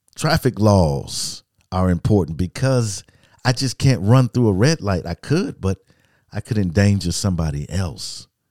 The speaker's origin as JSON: {"language": "English", "country": "United States", "said": "I'm an American"}